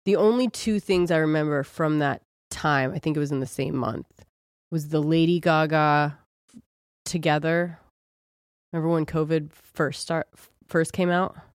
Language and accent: English; Ohio, United States; I'm from Ohio